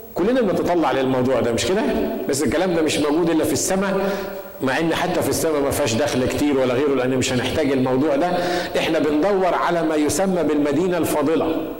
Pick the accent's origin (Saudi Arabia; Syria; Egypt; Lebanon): Egypt; بنقول بالمصري